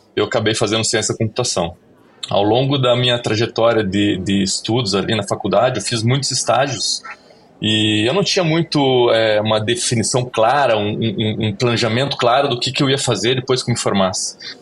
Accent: Curitiba, Paraná, Brazil; eu sou de Curitiba

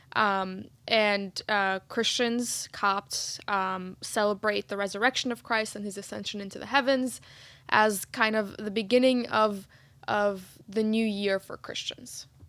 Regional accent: Egypt; moved away; when I was growing up in Egypt

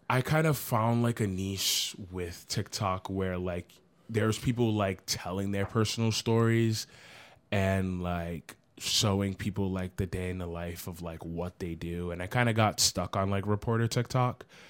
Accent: Providence, Rhode Island, United States; I'm from Providence, Rhode Island

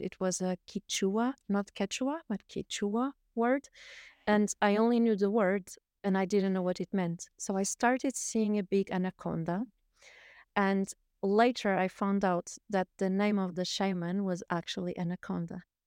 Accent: Portugal; moved away; I was born in Portugal, um, and I've lived a little bit all around the world. I've, I've lived nomadically for, uh, twenty-two years

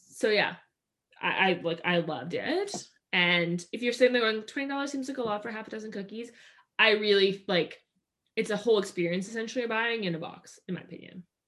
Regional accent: Maple Ridge, British Columbia, Canada; we grew up in Maple Ridge, and in Maple Ridge, which is uh, outside of Vancouver

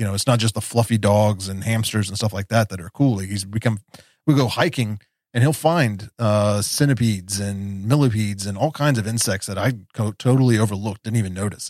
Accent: West Virginia, United States; I was a punk rock kid growing up in West Virginia

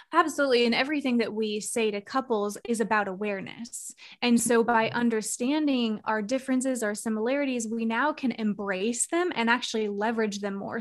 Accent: Arizona, United States; moved away as an adult; now in Charlotte, United States; I'm born and raised Arizona

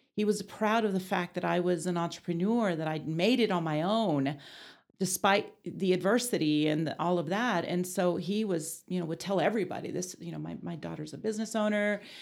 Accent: Amarillo, Texas, United States; I was born and raised here in Amarillo

